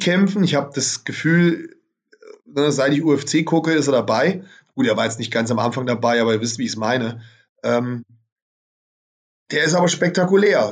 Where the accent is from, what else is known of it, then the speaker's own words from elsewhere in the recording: Germany; Bei uns in Deutschland